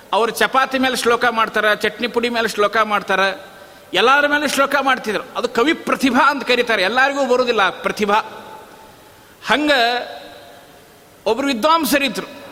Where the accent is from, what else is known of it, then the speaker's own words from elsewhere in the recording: Galagali, Karnataka, India; ನಮ್ಮ ಊರಿನೊಳಗೆ ಗಲಗಲಿಯಲ್ಲಿ